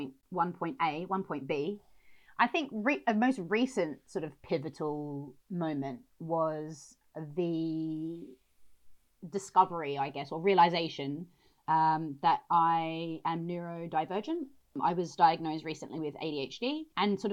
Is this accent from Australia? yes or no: yes; Adelaide, South Australia, Australia; moved away as an adult; also born or lived in Grays, Essex; now in United Kingdom; I grew up in Adelaide in South Australia